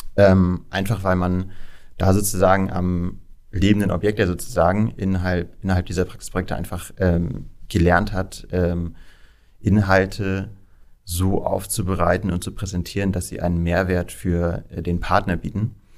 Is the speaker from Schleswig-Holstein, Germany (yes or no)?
yes; Kiel, Schleswig-Holstein, Germany; moved away as an adult; also born or lived in Amberg; now in Hamburg, Germany; Ich bin ein gebürtiger Kieler